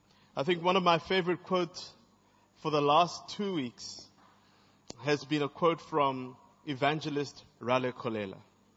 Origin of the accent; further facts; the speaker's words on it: Zambia; also born or lived in Zimbabwe / East Germany; now in South Africa; I'm from Zambia, I'm from Zimbabwe, I'm from East Germany, and I'm currently from South Africa.